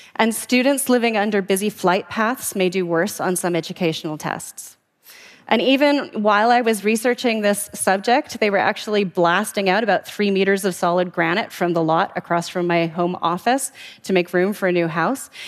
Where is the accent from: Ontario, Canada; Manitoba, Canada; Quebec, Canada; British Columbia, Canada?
British Columbia, Canada; Vancouver; the waters off my hometown of Vancouver